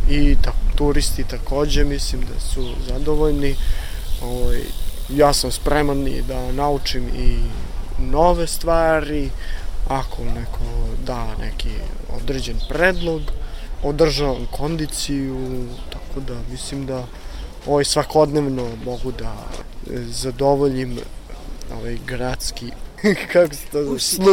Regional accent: Zaječar, Central Serbia, Serbia; now in Novi Sad, Serbia; Rodom sam iz Zaječara, preselio sam se u Novi Sad da živim

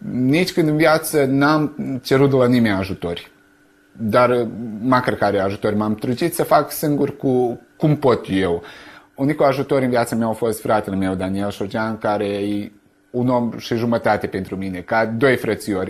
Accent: Sânmihai, Vojvodina, Serbia; now in Novi Sad, Serbia; satul meu, adică despre Sân Mihai

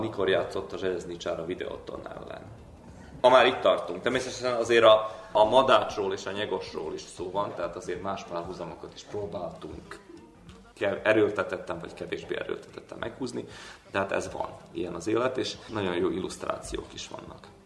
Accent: Senta, Vojvodina, Serbia; now in Belgrade, Serbia; Zentában, mert ugye ott születtem

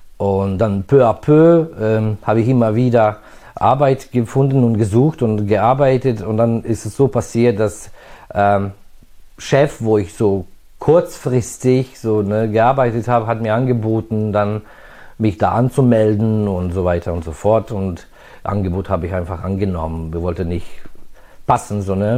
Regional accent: Novi Sad, Vojvodina, Serbia; moved away as an adult; also born or lived in Budapest, Hungary; now in Germany; ich bin in Budapest in Ungarn geboren und hier im Novi Sad groß geworden.

